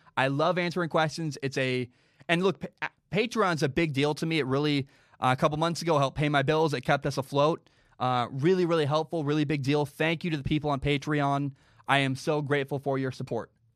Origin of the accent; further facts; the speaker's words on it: United States; I'm an American